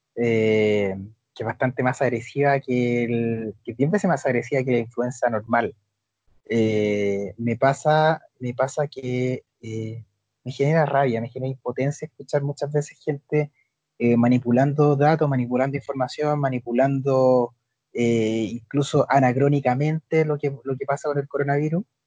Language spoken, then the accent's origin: Spanish; Chile; nosotros como sociedad chilena